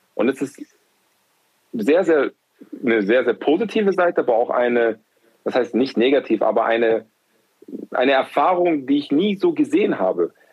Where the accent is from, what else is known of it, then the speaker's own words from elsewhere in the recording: Munich, Bavaria, Germany; moved away as an adult; also born or lived in Berlin / Frankfurt / Würzburg; ich bin ja in Giesing auf, aufgewachsen